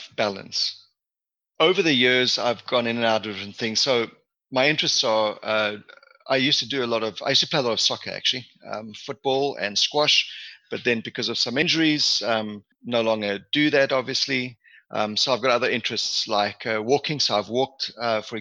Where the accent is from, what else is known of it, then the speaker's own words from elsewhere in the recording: South Africa; also born or lived in Manitoba, Canada / Edmonton, Canada / Calgary, Canada / Ottawa, Canada; now in Hamilton, Canada; I was born and raised in South Africa, hence the African connection.